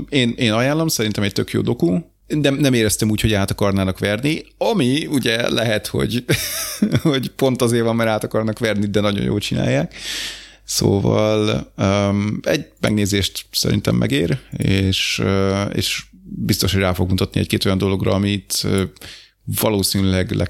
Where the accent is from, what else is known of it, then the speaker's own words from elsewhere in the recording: Hungary; De figyelj, én magyar vagyok